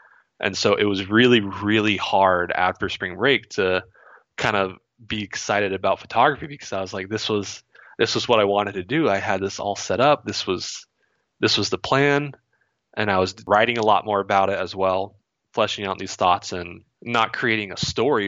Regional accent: Vermont, United States; also born or lived in California / Ohio; So growing up in Vermont, that was my early childhood, and we had a house back there that, because we always thought we would move back fairly soon, we rented it out.

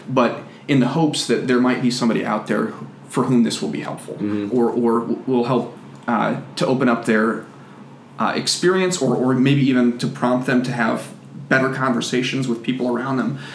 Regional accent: United States; being an American

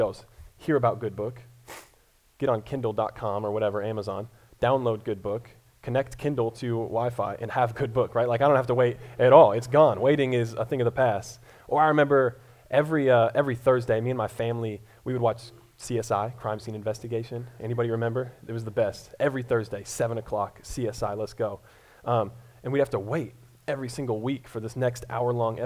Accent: Colorado, United States; moved away as an adult; now in Columbia, Missouri, United States; I'm originally from Colorado

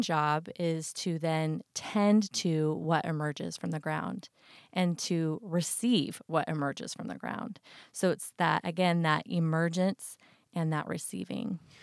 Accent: Idaho, United States; growing up in Idaho

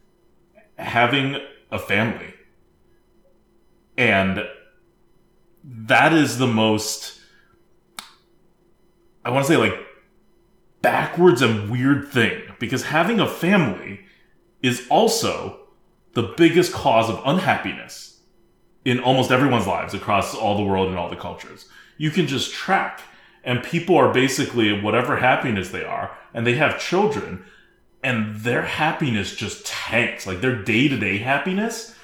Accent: United States; I'm an American

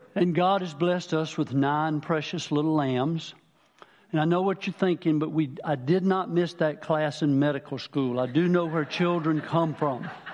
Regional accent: Manning, South Carolina, United States; I'm from Manning originally, down the lower part of the state.

